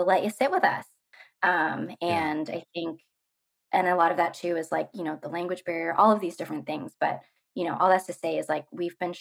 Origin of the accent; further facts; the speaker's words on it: United States; being American